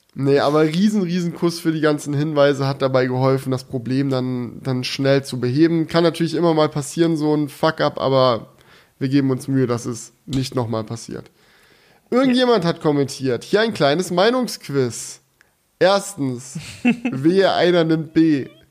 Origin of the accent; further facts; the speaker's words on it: Swabia, Baden-Württemberg, Germany; ich bin ja ein Schwabe und aus meiner Heimat kommt ja der legendäre Schokoladenhersteller